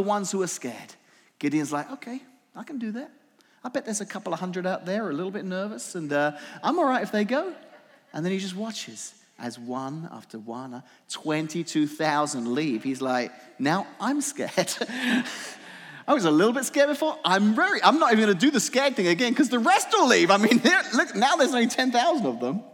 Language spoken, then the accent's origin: English; England, United Kingdom; now in Washington, United States; I grew up in England